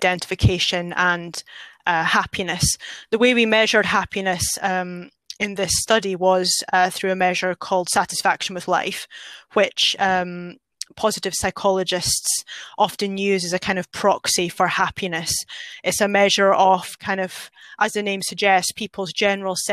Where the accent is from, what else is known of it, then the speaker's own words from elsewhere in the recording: Scotland, United Kingdom; moved away; I'm a Scottish person